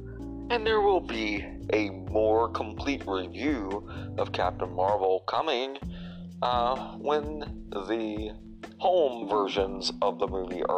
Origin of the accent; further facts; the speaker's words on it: Tennessee, United States; also born or lived in Illinois / Indiana; I'm actually from Illinois, where I was born, but I was raised in Tennessee and Indiana.